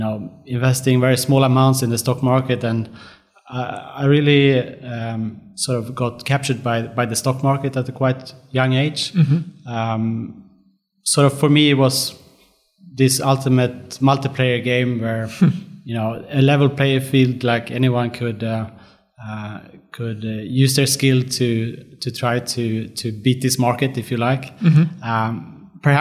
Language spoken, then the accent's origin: English; Sweden; now in Melbourne, Australia; I was born in Sweden. Mm-hmm. I grew up on the countryside in Sweden, a small town